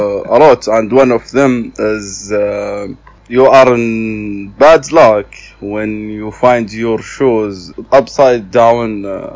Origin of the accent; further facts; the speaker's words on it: Zulfi, Riyadh Province, Saudi Arabia; I am from Saudi Arabia, from Riyadh, which is the capital in Saudi Arabia. I grew up in a small city which called Zulfi.